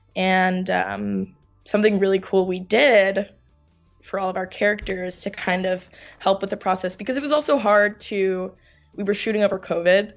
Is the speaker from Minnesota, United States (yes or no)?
no; New York, United States; also born or lived in Finland; I'm from New York, born and raised